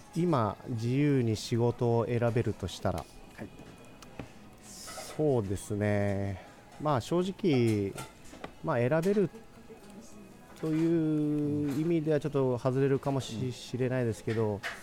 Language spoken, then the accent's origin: Japanese; Kagoshima, Japan; now in Fukuoka, Japan; 地元の鹿児島で特に私のまあ実家のすぐ近くにこの奥口酒造という蔵があるんですけれども